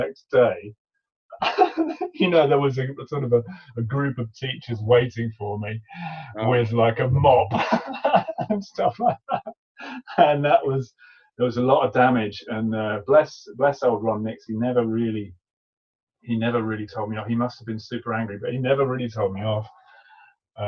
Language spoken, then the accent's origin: English; Cambridge, East of England, United Kingdom; growing up in Cambridge